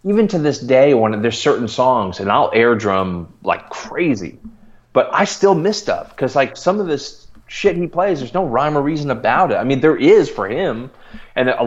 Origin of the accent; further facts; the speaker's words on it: Milwaukee, Wisconsin, United States; I grew up just outside of Milwaukee